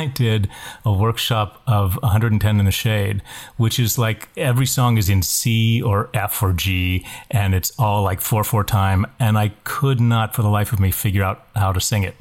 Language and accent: English; West Virginia, United States; when I grew up in West Virginia